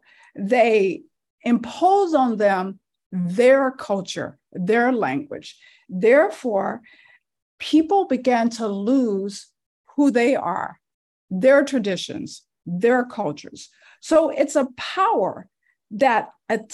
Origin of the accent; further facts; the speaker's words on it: Louisiana, United States; I was raised in Louisiana. That's where I was born